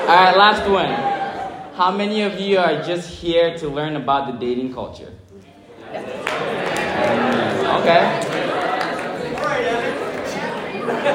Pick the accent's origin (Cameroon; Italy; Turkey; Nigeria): Nigeria; first language English; moved away as an adult; now in Milwaukee, United States; I'm from Nigeria, I moved to the United States 8 years ago